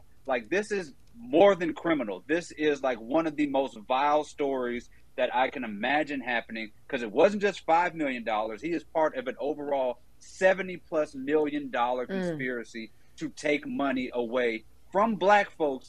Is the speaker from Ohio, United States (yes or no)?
no; Jackson, Mississippi, United States; growing up in Jackson, Mississippi